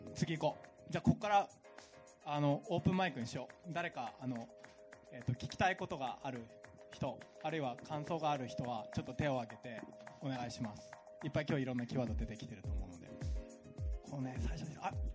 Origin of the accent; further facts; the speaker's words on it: Tokyo, Japan; moved away; 僕ももともと東京で生まれて今はもう東京住んでないんだけど